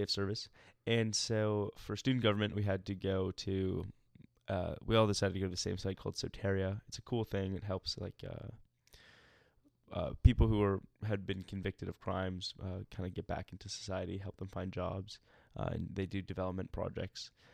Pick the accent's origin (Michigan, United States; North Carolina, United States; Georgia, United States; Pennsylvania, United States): Georgia, United States; Atlanta; moved away as an adult; now in Greenville, United States; I grew up in Atlanta, and then I moved to Greenville for school